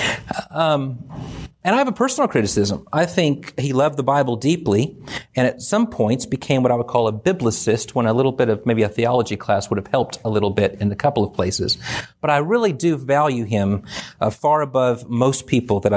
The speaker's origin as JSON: {"language": "English", "region": "California", "country": "United States", "tie": "born or raised there", "said": "I grew up in California"}